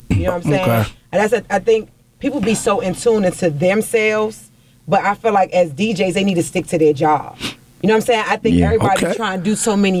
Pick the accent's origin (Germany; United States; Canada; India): United States; Washington, District of Columbia; also born or lived in Baltimore; You know, I'm really from the city. I'm from Washington, D.C.